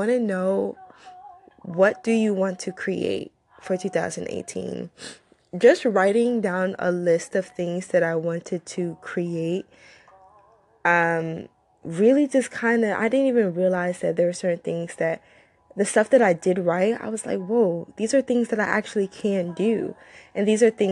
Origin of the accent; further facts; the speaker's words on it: United States; also born or lived in Nigeria / Far Rockaway, New York / Georgia; I'm from Nigeria, but I wasn't raised in Nigeria. I was raised here in both Far Rockaway and Georgia.